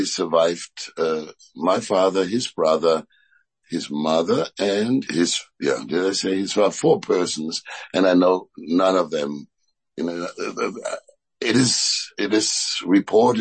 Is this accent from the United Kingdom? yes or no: no; East Germany, Germany; I grew up in East Germany, GDR